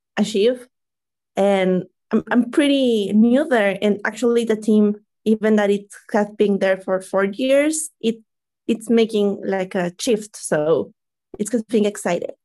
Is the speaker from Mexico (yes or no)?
yes; Mexico; I'm from Mexico